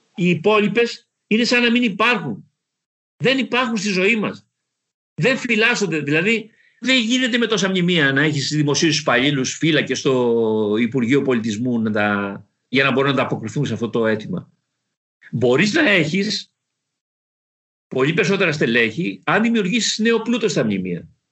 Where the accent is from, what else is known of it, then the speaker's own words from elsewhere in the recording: Kalamata, Peloponnese, Greece; moved away as an adult; Στην πατρίδα μου, στη Μεσσηνία